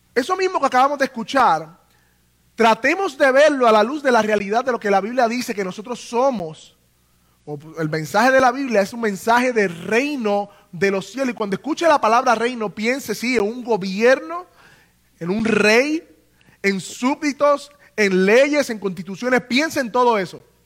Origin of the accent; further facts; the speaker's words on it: Puerto Rico; nosotros los puertorriqueños, ¿verdad? Que nacimos en el Estado Libre Asociado de Puerto Rico